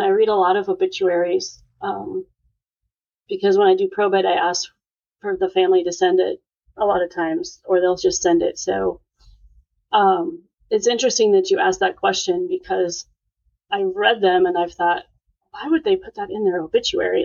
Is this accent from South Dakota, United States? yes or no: yes; Sioux Falls, South Dakota, United States; moved away as an adult; also born or lived in Montana; now in Houston, United States; I was born in Montana, but moved to South Dakota when I was ten, and I finished high school and did two years of college there. So I would say that's where I grew up. Right so Sioux Falls, South Dakota.